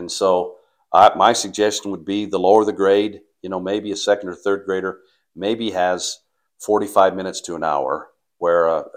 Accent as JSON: {"language": "English", "town": "Paris", "region": "Idaho", "country": "United States", "tie": "born or raised there", "moved": "yes", "said": "I grew up in Paris, Idaho"}